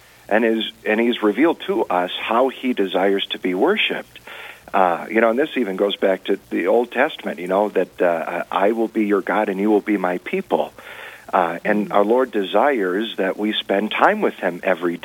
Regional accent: Rapid City, South Dakota, United States; now in Mitchell, United States; I grew up out in the Rapid City Diocese

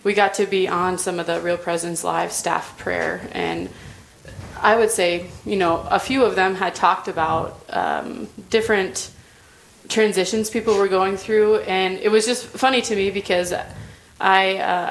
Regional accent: Rapid City, South Dakota, United States; I'm from Rapid City, South Dakota, originally

